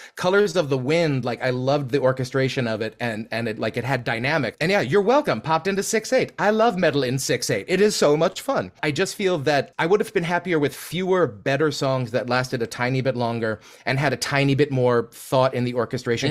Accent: United States; as an American

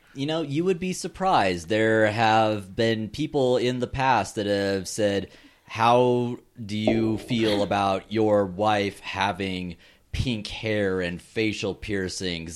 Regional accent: Alaska, United States; born or raised there

